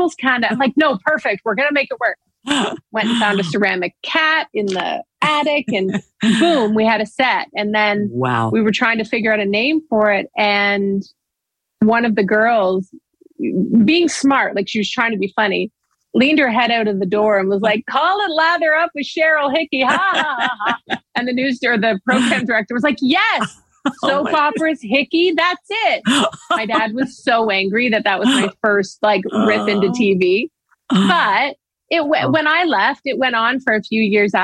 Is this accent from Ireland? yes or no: no; Owen Sound, Ontario, Canada; moved away; I came from Owen Sound